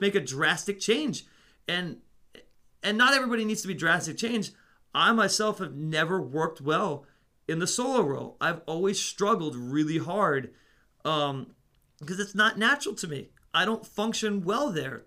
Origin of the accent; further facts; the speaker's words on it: Netherlands; moved away; I grew up in the Netherlands.